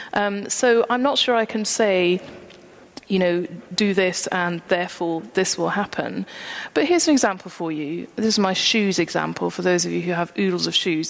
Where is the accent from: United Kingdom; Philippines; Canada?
United Kingdom; St Andrews, Scotland; I'm from St Andrews